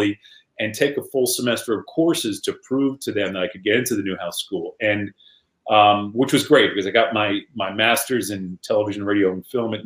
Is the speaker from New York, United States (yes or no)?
yes; Washingtonville, New York, United States; moved away as an adult; also born or lived in Murray, Kentucky; growing up in Washingtonville, New York